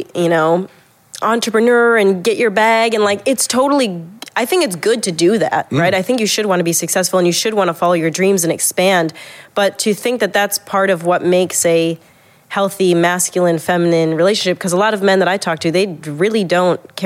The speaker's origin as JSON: {"language": "English", "region": "the Midwest of the United States", "country": "United States", "tie": "born or raised there", "also_born_or_lived": "California", "moved": "as an adult", "said": "I grew up in the Midwest of the United States"}